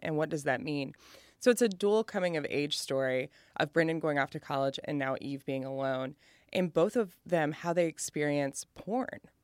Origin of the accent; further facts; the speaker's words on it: Appalachia, Kentucky, United States; moved away as an adult; also born or lived in Lexington, Kentucky / Cincinnati, Ohio / New York; I will always be fat and Appalachian.